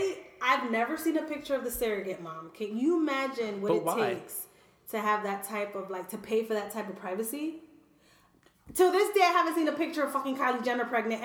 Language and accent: English; Hartford, Connecticut, United States; I'm from Hartford.